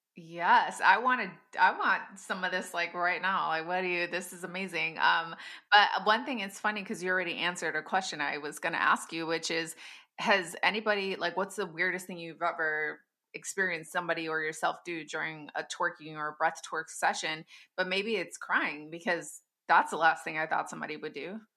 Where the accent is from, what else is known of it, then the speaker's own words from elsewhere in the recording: Wisconsin, United States; I hold Sister Circle here in my hometown, and I live in the Midwest